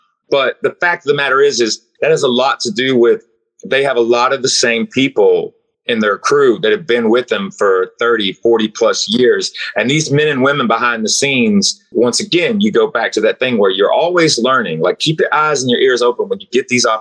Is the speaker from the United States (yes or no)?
yes; Knoxville, Tennessee, United States; I'm from Knoxville, Tennessee, in the United States